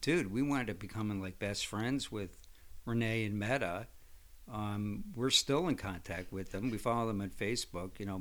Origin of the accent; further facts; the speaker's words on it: Connecticut, United States; my hometown in Connecticut